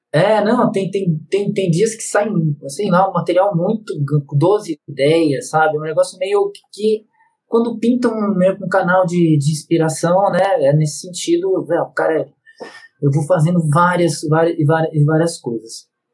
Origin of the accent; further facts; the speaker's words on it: Bragança Paulista, São Paulo, Brazil; eu nasci em Bragança, mas passei um período, um período da infância em São Paulo